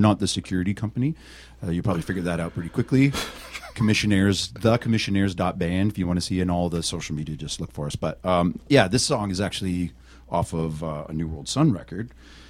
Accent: Canada

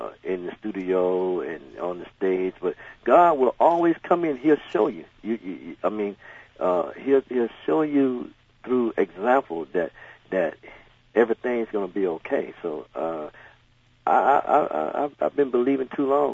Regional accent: the South, United States; I grew up in the South

